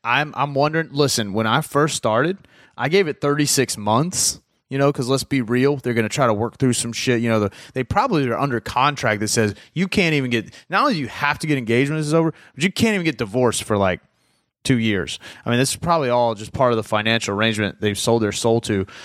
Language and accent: English; the South, United States; I'm from the South